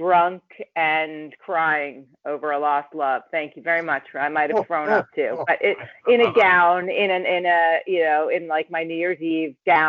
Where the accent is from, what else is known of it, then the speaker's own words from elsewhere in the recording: Wayland, Massachusetts, United States; moved away as an adult; also born or lived in Boston / Waltham; now in Los Angeles, United States; I'm from Boston originally, and I grew up in Wayland and went to school in Waltham, and I can go as back as far as you'd like. But I did move out to Los Angeles in 2000